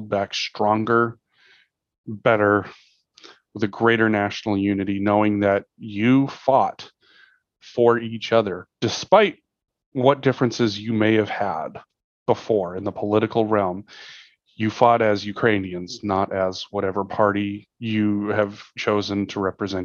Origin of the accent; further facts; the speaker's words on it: United States; as an American, you know, we kind of grew up with this idea